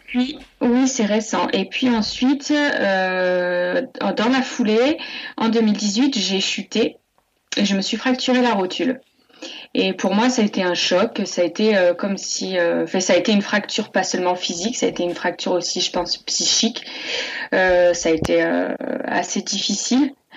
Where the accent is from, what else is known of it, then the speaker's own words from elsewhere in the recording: Montluçon, Auvergne-Rhône-Alpes, France; moved away as an adult; now in Pignan, France; Je suis née en Auvergne à Moulusson et, j'ai grandi en Auvergne jusqu'à mes 20 ans